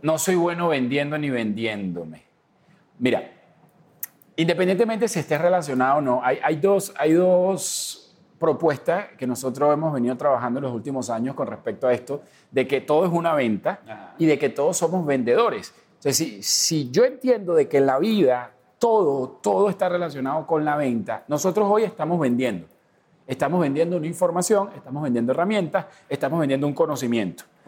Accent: Venezuela; moved away as an adult; yo tengo cuatro años que salí de, de Venezuela

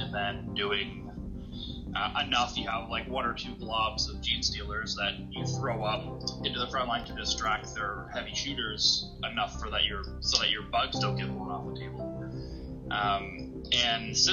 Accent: Espanola, Ontario, Canada; now in Sudbury, Canada; I'm from Espanola originally. So basically Sudbury

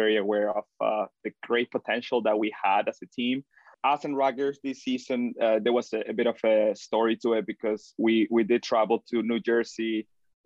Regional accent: Granada, Andalusia, Spain; moved away as an adult; now in Michigan, United States; back in my hometown, Granada

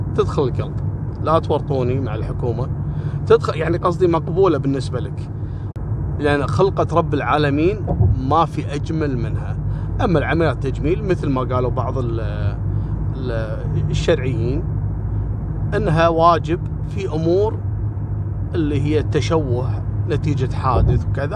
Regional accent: Kuwait; عندنا في الكويت

